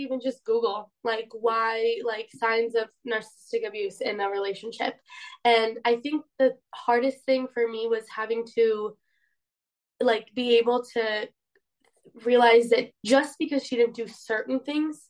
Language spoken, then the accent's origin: English; Poland; I'm from Poland